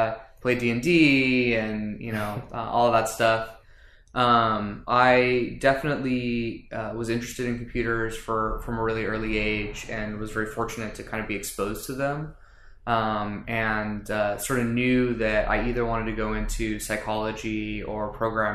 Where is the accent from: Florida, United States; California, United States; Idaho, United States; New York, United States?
California, United States; Los Angeles; moved away as an adult; now in San Diego, United States; I grew up in Los Angeles, near Pasadena.